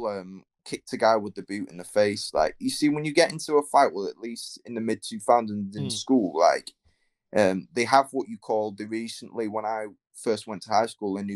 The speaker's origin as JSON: {"language": "English", "town": "Manchester", "region": "North West England", "country": "United Kingdom", "said": "I'm from Manchester, England"}